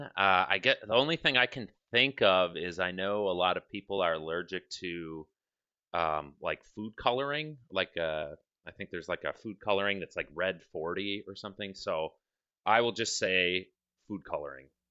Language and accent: English; Milwaukee, Wisconsin, United States; moved away; I'm originally from Milwaukee.